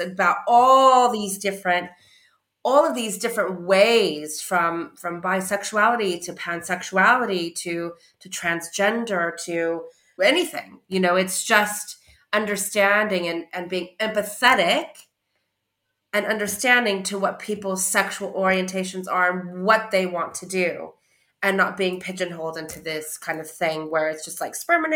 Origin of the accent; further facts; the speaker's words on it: California, United States; now in United Kingdom; I'm from California